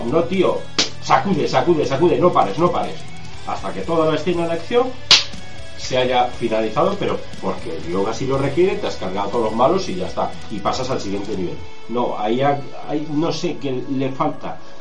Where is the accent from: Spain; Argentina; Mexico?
Spain; nosotros somos españoles y vivimos en España